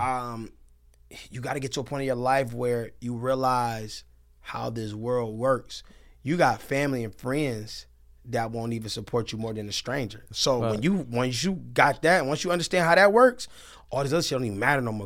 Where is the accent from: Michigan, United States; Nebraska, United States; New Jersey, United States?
Michigan, United States; Detroit; I'm from Detroit